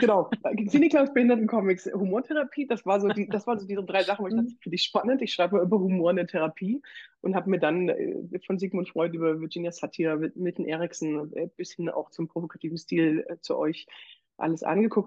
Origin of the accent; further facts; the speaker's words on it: Bitterfeld, Saxony-Anhalt, Germany; now in Leipzig, Germany; ich bin ja Sozialpädagogin und komme aus Bitterfeld